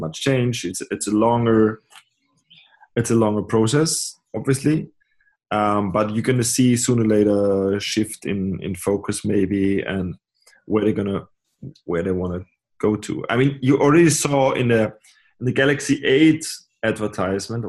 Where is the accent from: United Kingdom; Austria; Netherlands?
Austria; also born or lived in Graz; I'm coming from Austria.